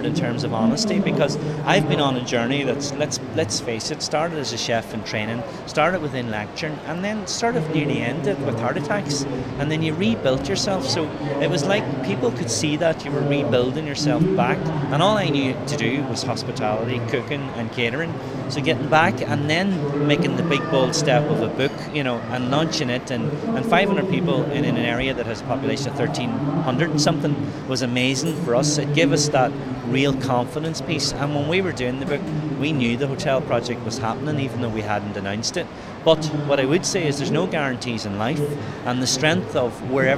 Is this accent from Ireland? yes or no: yes; Ireland; typical Irish